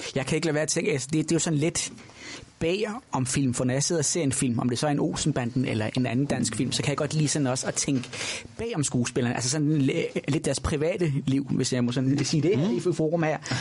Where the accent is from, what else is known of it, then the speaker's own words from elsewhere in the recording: Nordborg, Southern Denmark, Denmark; Sønderborg, den store by på Als, hvor jeg er opvokset. Jeg er fra Nordborg.